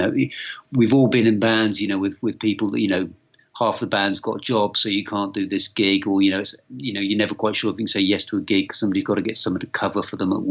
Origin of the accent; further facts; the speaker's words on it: Yeovil, South West England, United Kingdom; I grew up in Yeovil, you know, a small town